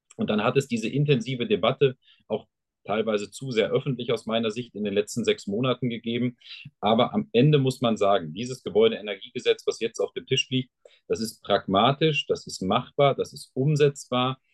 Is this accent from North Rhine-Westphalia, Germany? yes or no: yes; Sauerland, North Rhine-Westphalia, Germany; bei uns im Sauerland ist man entweder Dortmund oder Schalke-Fan